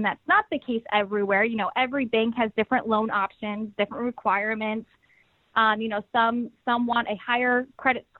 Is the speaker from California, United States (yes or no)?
no; Des Moines, Iowa, United States; moved away as an adult; now in Connecticut, United States; I grew up in Des Moines, Iowa, and I made the move to Connecticut actually 2 years ago